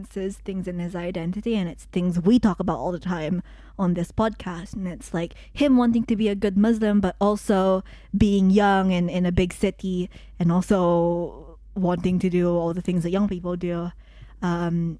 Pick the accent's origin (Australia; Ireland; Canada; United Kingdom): United Kingdom; I'm British